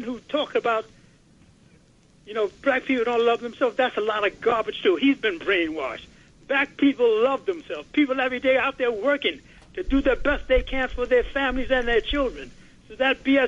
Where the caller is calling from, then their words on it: Bergen County, New Jersey, United States; I'm calling from New Jersey, Bergen County